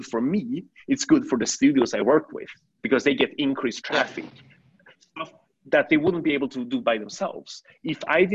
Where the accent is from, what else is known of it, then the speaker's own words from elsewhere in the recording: Sweden; moved away as an adult; also born or lived in China / New York, United States; now in Shanghai, China; I was born in China. I moved to Sweden when I was 6 years old.